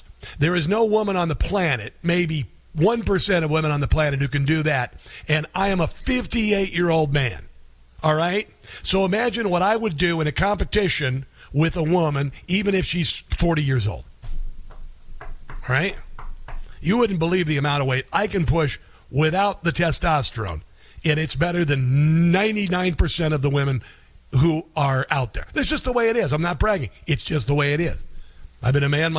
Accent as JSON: {"language": "English", "region": "Iowa", "country": "United States", "said": "Iowa basketball, thank you very much, my home state"}